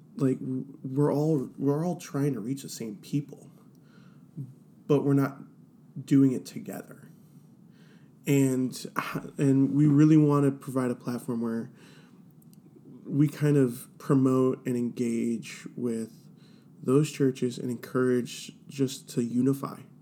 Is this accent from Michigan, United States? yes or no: no; Cleveland, Ohio, United States; I am born and raised in Cleveland, Ohio